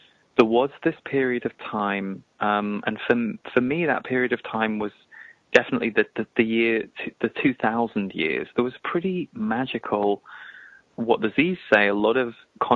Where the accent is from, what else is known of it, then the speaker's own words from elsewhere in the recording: England, United Kingdom; we're both from England